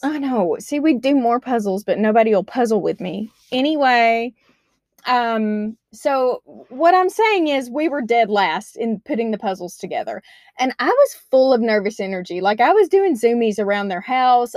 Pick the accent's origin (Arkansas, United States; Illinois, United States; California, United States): Arkansas, United States; moved away as an adult; now in Washington, United States; I'm from Arkansas.